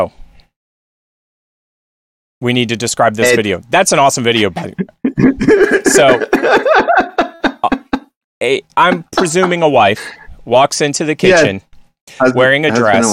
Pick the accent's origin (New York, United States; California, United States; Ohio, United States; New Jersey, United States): New York, United States; Westchester; moved away; also born or lived in Nashville / Philadelphia; I grew up in Westchester